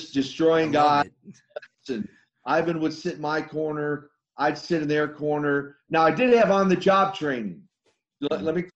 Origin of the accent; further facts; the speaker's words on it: Minnesota, United States; I come from Minnesota, because I went to school with Henning